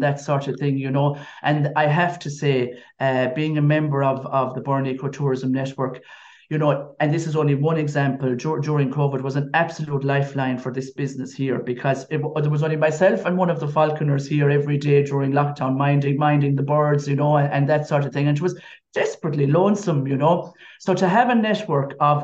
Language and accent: English; Kilfenora, Munster, Ireland; also born or lived in Ennis; I'm from Kilfenora, but when I got married first, I lived in Ennis